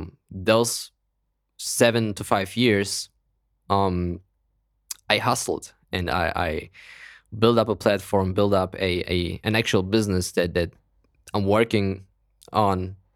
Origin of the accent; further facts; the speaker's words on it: Kazakhstan; born there; English is a second language; But you know how as a European, or I was born in Kazakhstan, it's even worse.